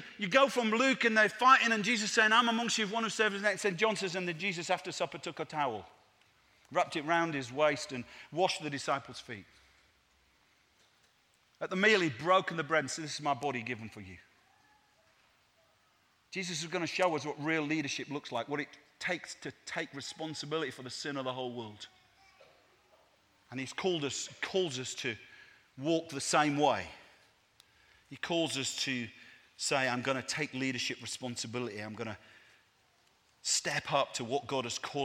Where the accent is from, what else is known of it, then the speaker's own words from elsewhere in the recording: Leeds, Yorkshire and the Humber, United Kingdom; moved away; also born or lived in Manchester; I was born in Leeds, and Naomi and I planted a church in Manchester's inner city